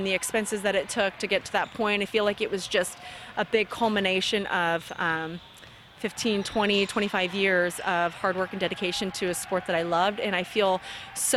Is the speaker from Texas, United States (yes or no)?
no; California, United States; I'm from California